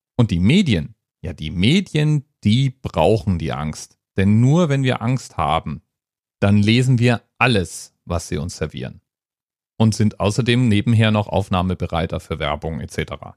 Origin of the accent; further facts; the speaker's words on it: Hesse, Germany; also born or lived in Frankfurt; ich als Hesse